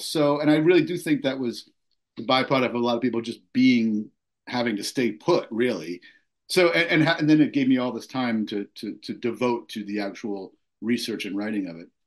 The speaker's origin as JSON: {"language": "English", "area": "Long Island", "region": "New York", "country": "United States", "tie": "born or raised there", "said": "when I was a kid growing up on Long Island"}